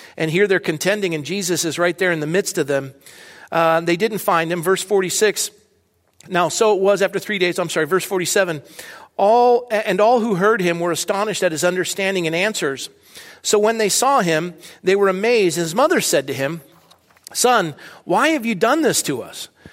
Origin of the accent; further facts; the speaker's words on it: Coronado, California, United States; moved away as an adult; also born or lived in Redlands, California / Fresno, California; now in Thousand Oaks, United States; I was born and raised in Coronado, California